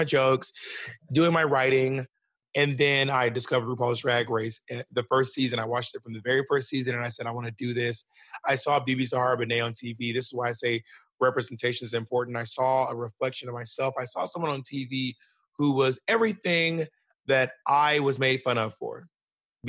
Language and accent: English; Columbus, Georgia, United States; moved away as an adult; also born or lived in Alabama / Mississippi / New York City; I was born in Columbus, Georgia. I was raised in Georgia, Alabama, and Mississippi, but mostly in Georgia